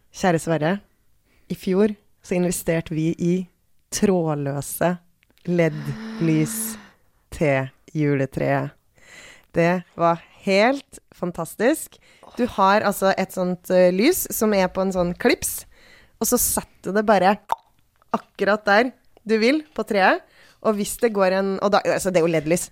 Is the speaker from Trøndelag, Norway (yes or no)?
yes; Trøndelag, Norway; moved away; der jeg kommer fra, som er et sted i uh, Trøndelag et sted